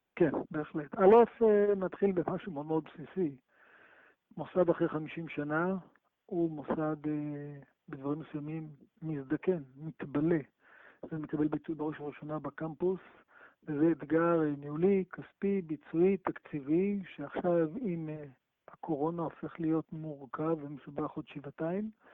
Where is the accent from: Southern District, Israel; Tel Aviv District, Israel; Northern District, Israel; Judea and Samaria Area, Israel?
Southern District, Israel; Ashdod; גדלתי באשדוד